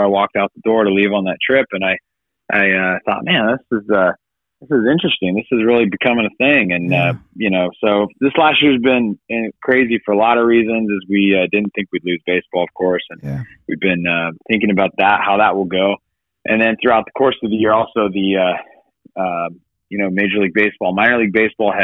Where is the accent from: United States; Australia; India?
United States; Fresno, California; my community that I grew up